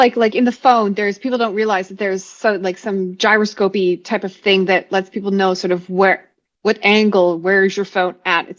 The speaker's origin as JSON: {"language": "English", "region": "Saskatchewan", "country": "Canada", "said": "I'm from Saskatchewan"}